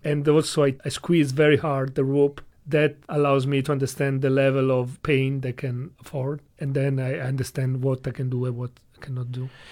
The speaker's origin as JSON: {"language": "English", "country": "Italy", "second_language": "English", "moved": "as an adult", "lives_now": "China", "said": "I come from Italy"}